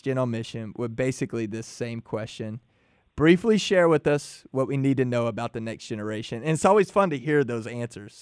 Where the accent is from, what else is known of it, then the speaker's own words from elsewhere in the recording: Lorena, Texas, United States; also born or lived in Waco; I did grow up in Lorena